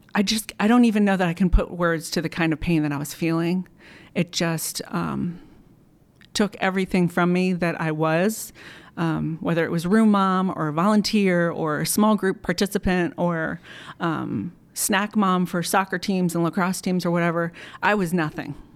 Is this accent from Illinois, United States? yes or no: no; Montgomery County, Maryland, United States; moved away as an adult; now in Timonium, United States; I grew up in Montgomery County